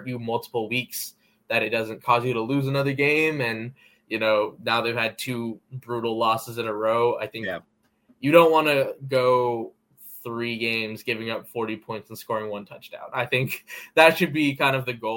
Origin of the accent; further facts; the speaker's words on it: Bay Area, California, United States; I'm from the Bay Area